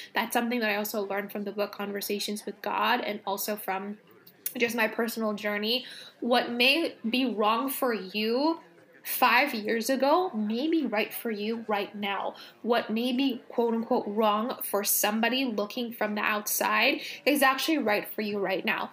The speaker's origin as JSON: {"language": "English", "town": "Los Angeles", "region": "California", "country": "United States", "tie": "born or raised there", "said": "I grew up in Los Angeles"}